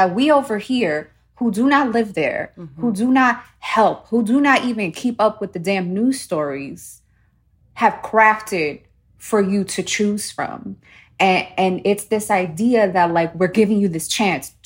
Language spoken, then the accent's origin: English; New York, United States; I was born in New York. My mother and father were born in New York